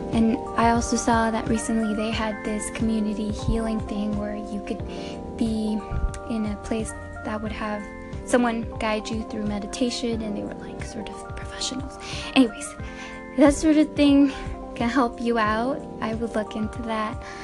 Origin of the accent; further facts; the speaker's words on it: Mexico; moved away; I'm from Mexico